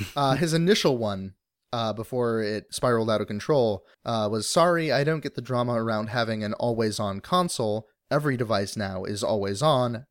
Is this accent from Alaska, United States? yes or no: yes; Alaska, United States; moved away; growing up in Alaska